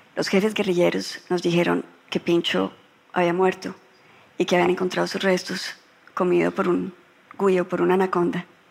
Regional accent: Colombia; cuando yo ingresé a la política en Colombia

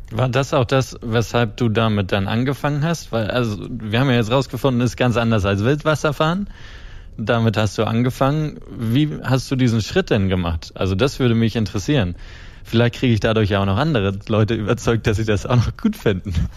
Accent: Kiel, Schleswig-Holstein, Germany; ich komme ja aus dem Norden, aus mhm, Kiel. Mhm. Da bin ich groß geworden

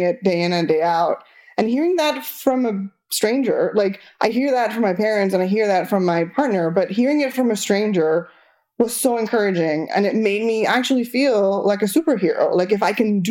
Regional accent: Argentina; first language Spanish; English is a second language; moved away

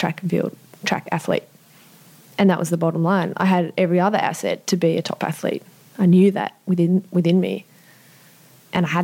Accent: Sydney, New South Wales, Australia; born or raised there

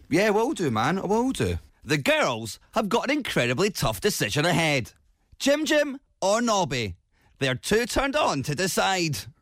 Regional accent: Edinburgh, Scotland, United Kingdom; Edinburgh because it's my hometown

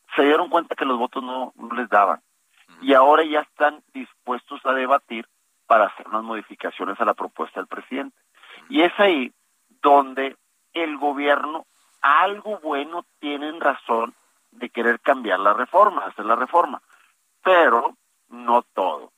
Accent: Nuevo León, Mexico; nosotros aquí en Nuevo León, que es un estado muy productivo

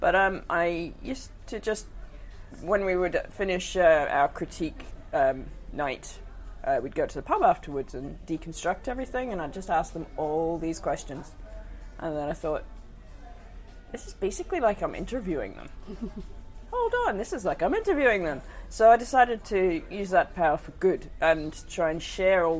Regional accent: Australia; now in Glasgow, United Kingdom; I'm from Australia

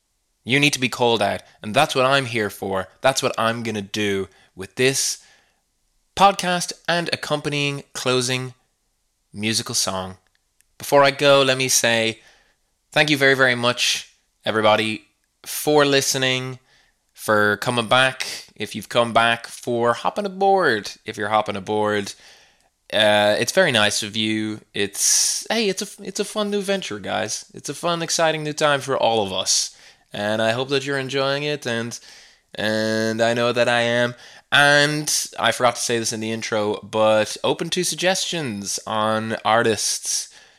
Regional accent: Canada; accent: Canadian; I will not inflict the misery of my Canadian accent on the rest of the world anymore.

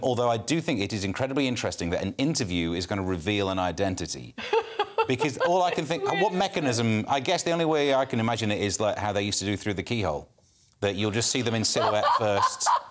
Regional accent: Mansfield, East Midlands, United Kingdom; I'm from Mansfield, you know, uh, coal mines. I, my next door neighbour worked down the coal mines

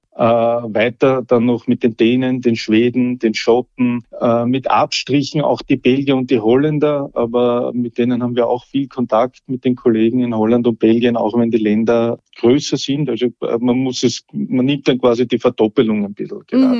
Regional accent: Austria; bei uns in Österreich

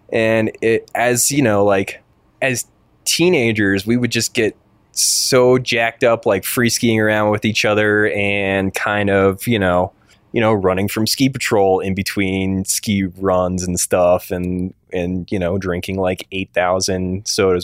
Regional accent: Concord, Massachusetts, United States; also born or lived in New Hampshire; pretty much in New England, um, New Hampshire, and just outside of Boston in Concord, Massachusetts, home of Walden Pond.

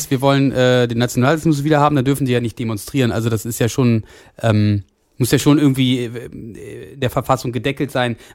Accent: Saxony, Germany; now in Dresden, Germany; Als Sachse und Wahldresdner gibt es quasi jede Woche einen Grund zum Scham.

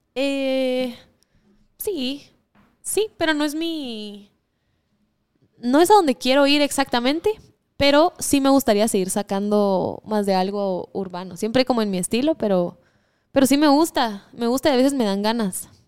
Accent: Guatemala; born or raised there

